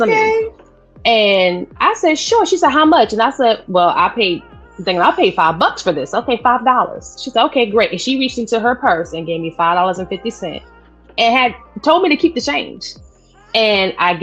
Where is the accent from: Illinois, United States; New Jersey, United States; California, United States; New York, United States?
New York, United States; New York City; accent: New York; now in North Carolina, United States; I'm originally from Brooklyn, New York, born and raised. I'm a Brooklyn girl